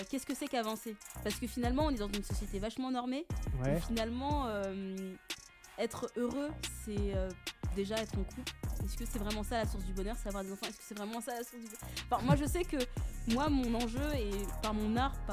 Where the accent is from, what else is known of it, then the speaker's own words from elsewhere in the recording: Vitry-sur-Seine, Île-de-France, France; also born or lived in Guadeloupe; j'ai souvent fait des allers-retours entre la Guadeloupe et la métropole. Donc euh, j'ai grandi à Vitry-sur-Seine